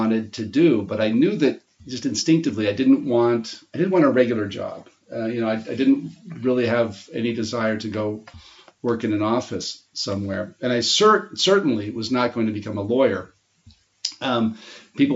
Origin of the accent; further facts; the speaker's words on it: Stockton, California, United States; also born or lived in Missouri; now in Florence, Italy; I grew up in a town in central California called Stockton, California